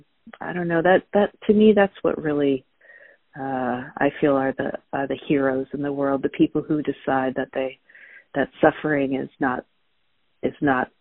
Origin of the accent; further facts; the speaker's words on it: Orange County, California, United States; I grew up in Southern California, in Orange County, California, in the suburbs